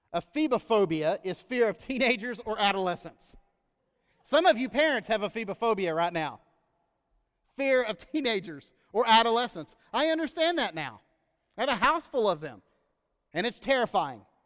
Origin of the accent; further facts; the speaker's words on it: United States; as an American that loves this country, uh, and that is always happy to return home